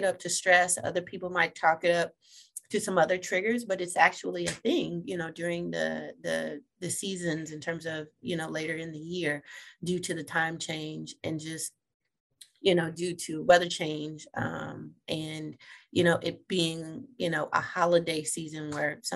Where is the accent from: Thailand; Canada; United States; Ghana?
United States; Texas; now in Ohio, United States